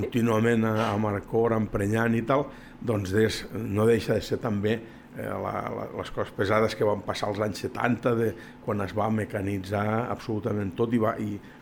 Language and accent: Catalan; La Granja d'Escarp, Catalonia, Spain; el paisatge que surt és del meu poble